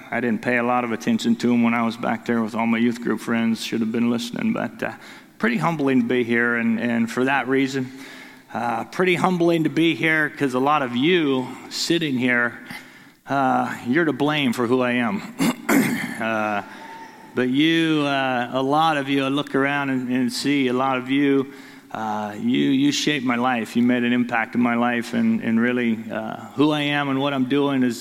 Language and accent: English; Detroit, Michigan, United States; moved away; we grew up in Detroit